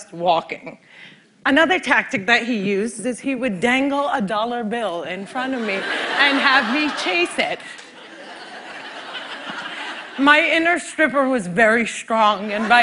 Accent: Cliffside Park, New Jersey, United States; Cliffside Park, New Jersey is my hometown

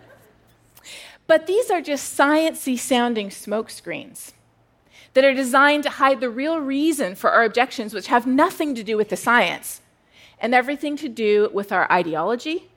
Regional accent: Canada; moved away as an adult; now in United States; I'm Canadian

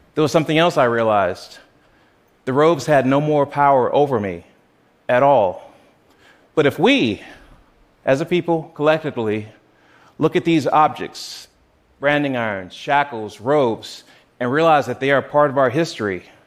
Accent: South Carolina, United States; Growing up in South Carolina

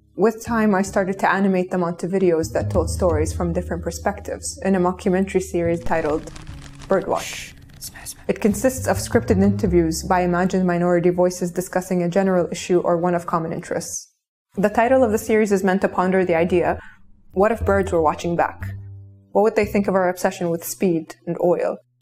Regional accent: Kuwait; born or raised there

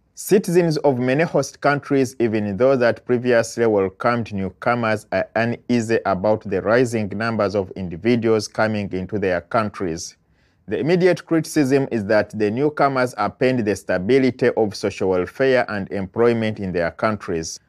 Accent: Uganda; now in United States; I am an immigrant from Uganda living in the United States

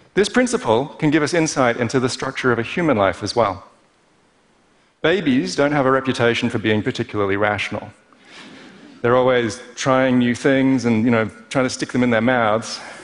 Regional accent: Perth, Western Australia, Australia; Growing up in Perth as an overly cerebral kid

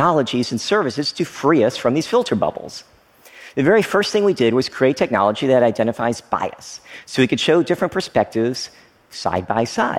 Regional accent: Frankfort, Kentucky, United States; moved away as an adult; also born or lived in Oneida, Tennessee / Stearns, Kentucky; I was born in Oneida, Tennessee, right across the state border from a small coal mining town, Stearns, Kentucky. And I lived there for the first few years of my life before moving to another small town, Frankfort, Kentucky. Basically, I grew up in small town America

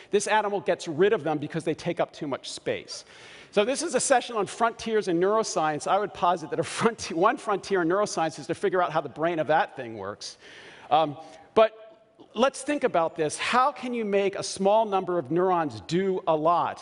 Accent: Baltimore, Maryland, United States; I grew up in Baltimore and I chew crabs very, very well

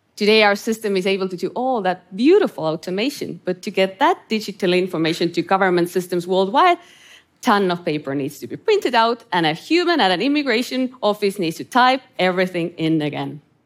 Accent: Estonia; moved away; I grew up in Estonia under Soviet occupation

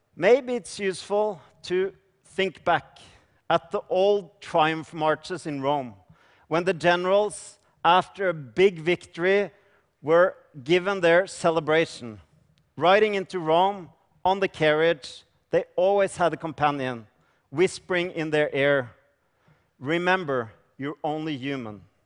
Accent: Norway; I come from Norway

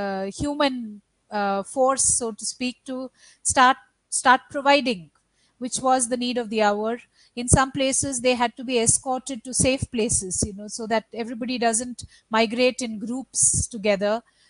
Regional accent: Bihar, India; now in Karnataka, India; actually I'm registered in my home state, which is Bihar, which is about 3,000 kilometers away.

